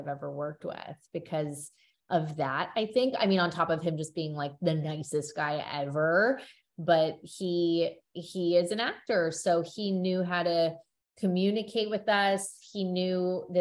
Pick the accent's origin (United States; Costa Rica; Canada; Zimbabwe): Canada; We're both Canadian